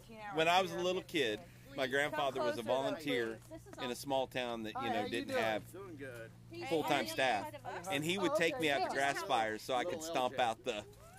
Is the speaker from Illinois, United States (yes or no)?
no; Oklahoma City, Oklahoma, United States; I'm from Oklahoma City.